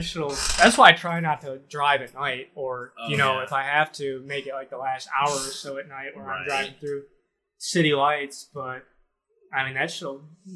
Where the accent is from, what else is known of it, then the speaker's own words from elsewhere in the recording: Mundelein, Illinois, United States; moved away as an adult; now in Cape Girardeau, United States; I think I'll always say Chicago, mainly just because nobody knows where Mundelein is, so I'll always say Chicago